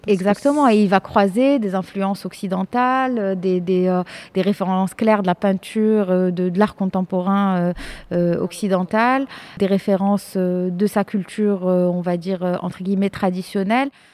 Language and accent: French; Morocco; moved away as an adult; also born or lived in France; je suis marocaine euh, j'ai grandi enfin je suis née j'ai grandi au Maroc de famille de parents marocains